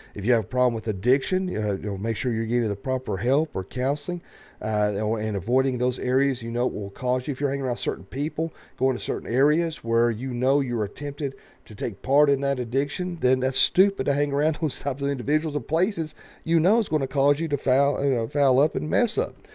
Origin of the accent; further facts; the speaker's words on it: the South, United States; growing up in the South